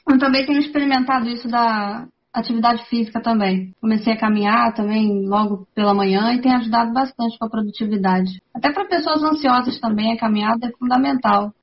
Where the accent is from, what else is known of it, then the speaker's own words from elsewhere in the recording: Itaguaí, Rio de Janeiro, Brazil; Itaguaí. É no Rio de Janeiro